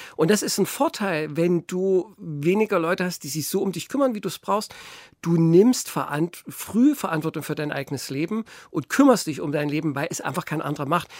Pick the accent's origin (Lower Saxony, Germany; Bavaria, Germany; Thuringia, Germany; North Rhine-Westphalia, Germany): Thuringia, Germany; Gotha; Und dann haben sie uns in ein katholisches Kinderheim in Sundhausen gesteckt. Das ist ein Dorf bei Gotha, äh, was jetzt Gotha eingegliedert ist. Und da habe ich dann circa zwölf Jahre gelebt, also bis ich die zehnte Klasse abgeschlossen hatte.